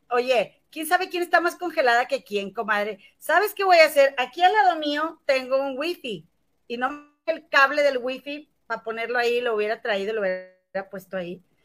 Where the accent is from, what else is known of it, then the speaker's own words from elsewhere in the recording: Monterrey, Nuevo León, Mexico; moved away as an adult; now in Chicago, United States; yo soy de aquí de Monterrey y vivo en Chicago desde hace casi, bueno, cuatro años y medio